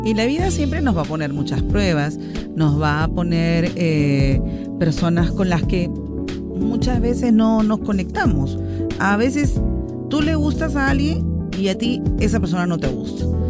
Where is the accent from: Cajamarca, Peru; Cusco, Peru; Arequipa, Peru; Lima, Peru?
Cajamarca, Peru; soy de Cajamarca